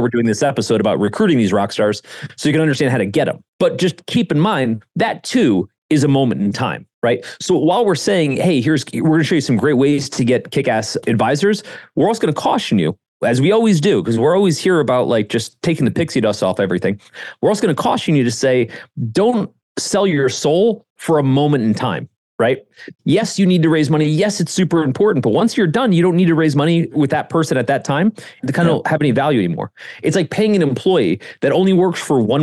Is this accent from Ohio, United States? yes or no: yes; Ohio, United States; moved away; I was some rube from Ohio